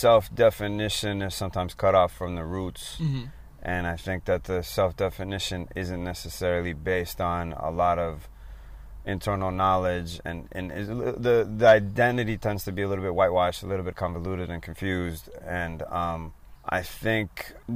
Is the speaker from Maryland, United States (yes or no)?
no; San Francisco Bay Area, California, United States; also born or lived in Gomel, Belarus; I'm an immigrant kid that kind of like grew up in the Bay, adapting to American society on a macro level and to Northern California Bay Area society.